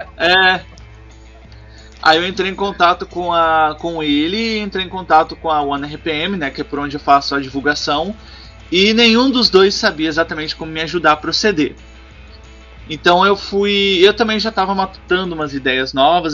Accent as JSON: {"language": "Portuguese", "region": "Minas Gerais", "country": "Brazil", "said": "do meu estado, que eu sou é, de Minas Gerais"}